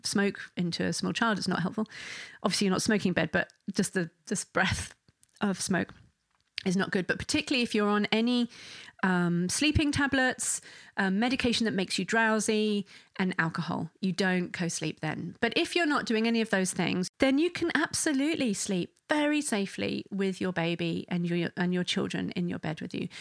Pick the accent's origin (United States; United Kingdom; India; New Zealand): United Kingdom; England; I'm English